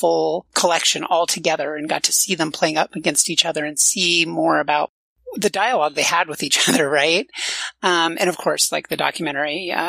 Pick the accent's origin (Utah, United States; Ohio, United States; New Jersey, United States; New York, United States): Utah, United States; I came from a Mormon family I was born in Utah, and I'm also a trans woman.